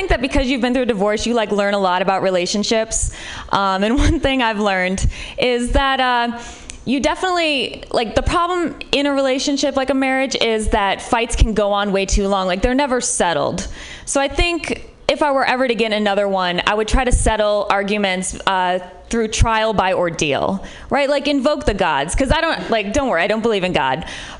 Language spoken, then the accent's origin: English; Midwest, United States; Like, I'm from the Midwest, which might be part of it.